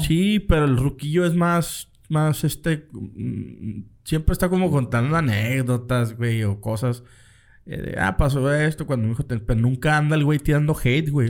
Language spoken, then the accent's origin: Spanish; Mexico